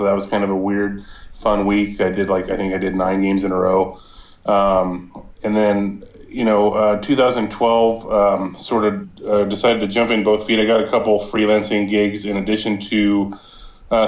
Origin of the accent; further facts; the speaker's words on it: Southern California, United States; I grew up in Southern California